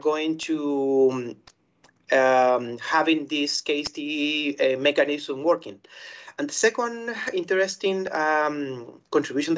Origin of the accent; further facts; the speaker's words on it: Chile; I'm from Chile.